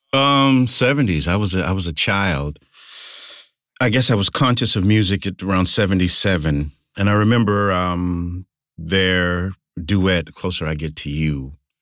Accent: United States; I love my hometown, but there was some difficulty and some racial strife as a, as a child

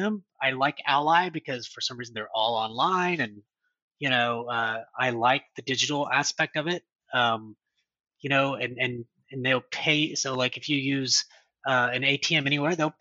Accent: United States; I'm an American

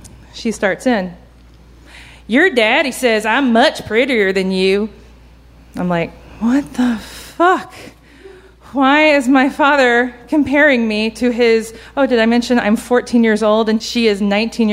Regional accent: Georgia, United States; I grew up in Georgia

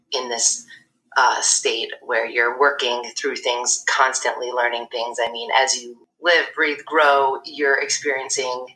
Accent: Syracuse, New York, United States; moved away as an adult; also born or lived in Durham, North Carolina / Brooklyn, New York; I was born and raised in Syracuse

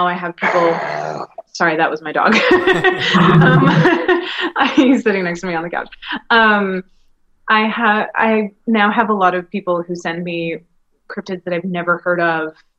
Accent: Greensboro, North Carolina, United States; I grew up in Greensboro, North Carolina

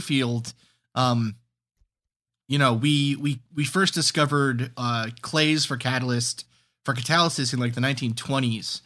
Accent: New York City, New York, United States; moved away as an adult; also born or lived in New Hampshire; grew up where I grew up in New York City, Staten Island

